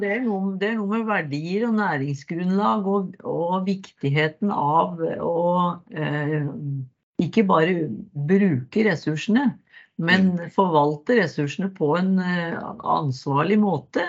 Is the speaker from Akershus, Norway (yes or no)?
yes; Nes, Akershus, Norway; moved away as an adult; now in Modum, Norway; født og oppvokst i Nes på Romerike.